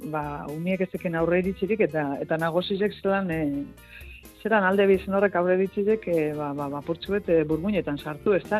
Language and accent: Basque; Gernika, Basque Country, Spain; txikitan hemen gerniken